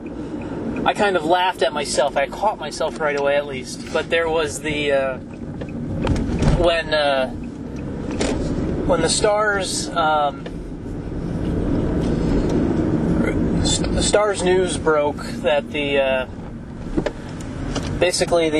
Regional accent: New Jersey, United States; now in Texas, United States; I grew up in New Jersey first

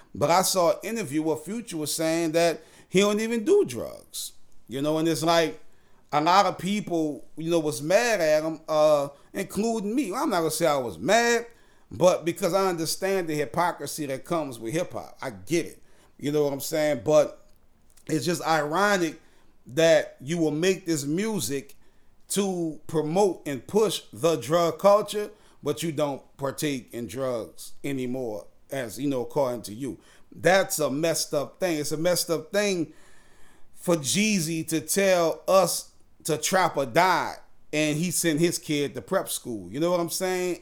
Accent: New Orleans, Louisiana, United States; now in Houston, United States; I'm from New Orleans, born and raised, but now I'm in Houston. Hurricane Katrina sent me here

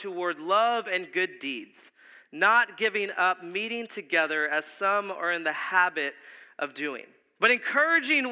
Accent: South Texas, United States; we're from South Texas.

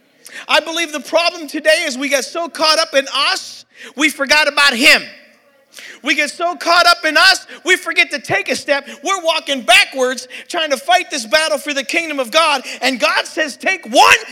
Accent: Pittsburgh, Pennsylvania, United States; I'm from Pittsburgh, PA

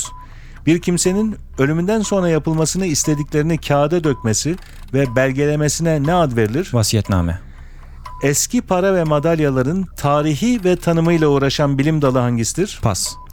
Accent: Eskişehir, Turkey; Memleketim Eskişehir.

